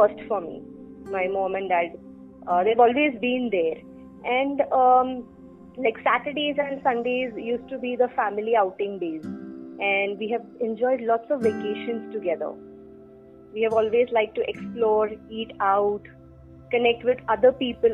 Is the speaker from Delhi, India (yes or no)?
no; Mumbai, Maharashtra, India; So I'm based from Bombay. Born, brought up, married, schooling, everything done in Bombay.